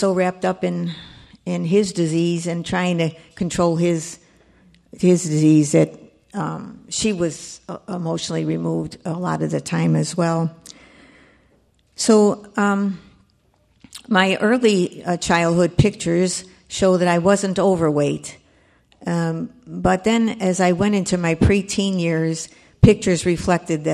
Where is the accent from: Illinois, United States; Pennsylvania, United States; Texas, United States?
Illinois, United States; Chicago; now in Burr Ridge, United States; I was born and raised in Chicago, and I actually lived in Chicago for 85 years